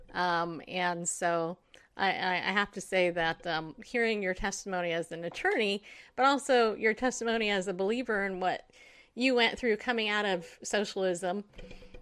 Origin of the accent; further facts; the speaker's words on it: California, United States; moved away as an adult; also born or lived in upstate New York; now in Tennessee, United States; I grew up in California. I was born in upstate New York, but lived in California most of my life until I moved here to Tennessee almost 8 years ago